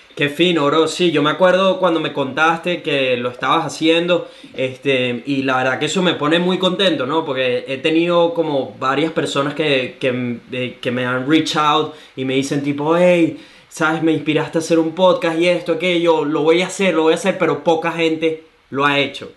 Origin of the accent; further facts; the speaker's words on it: Venezuela; now in Gold Coast, Australia; soy un venezolano que vive en Gold Australia